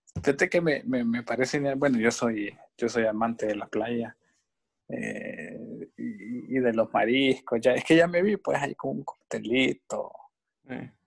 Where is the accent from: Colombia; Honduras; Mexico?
Honduras; a mí me gusta mi país y, y soy, somos catrachos hondureños de corazón